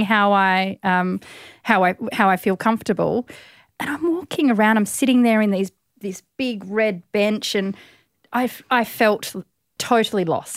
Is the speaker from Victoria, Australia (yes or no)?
yes; East Gippsland, Victoria, Australia; moved away; also born or lived in Melbourne, Australia / South Australia; I was born in Melbourne, and then my family moved to East Gippsland